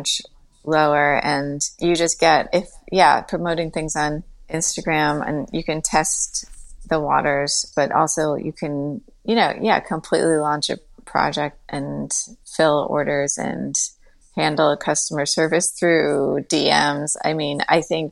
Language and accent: English; Westchester, New York, United States; growing up in Westchester